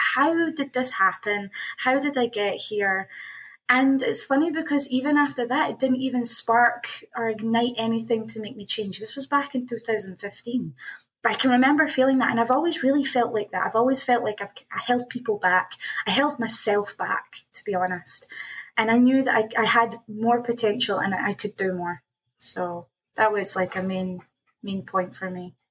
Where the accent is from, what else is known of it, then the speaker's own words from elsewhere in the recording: Scotland, United Kingdom; moved away as an adult; now in Toronto, Canada; I'm originally from Scotland. I'm um, now based in Toronto, Canada. Um, moved out here in 2017